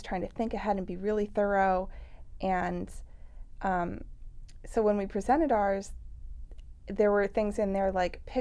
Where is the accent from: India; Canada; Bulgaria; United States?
United States; Ojai, California; born or raised there